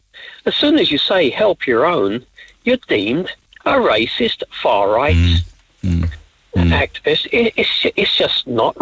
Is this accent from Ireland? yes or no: yes; Ireland; also born or lived in United Kingdom; any Irishman and so on, now, fine, I was born in the UK, I'm Irish as such, any Irishman who actually pushes any patriotic Irish views themselves